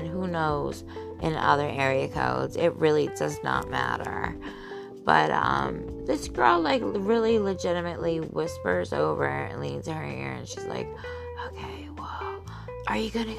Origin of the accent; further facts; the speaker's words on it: Philadelphia, Pennsylvania, United States; as a Philadelphian